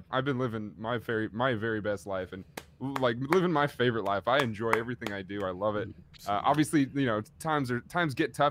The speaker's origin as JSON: {"language": "English", "town": "Oakland", "region": "California", "country": "United States", "tie": "born or raised there", "said": "I grew up in Oakland, California"}